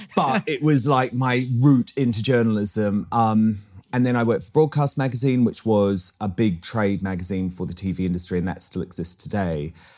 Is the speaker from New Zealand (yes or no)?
yes; New Zealand; moved away as an adult; now in United Kingdom; I was born in New Zealand first generation and, um, moved here when I was twenty-one years old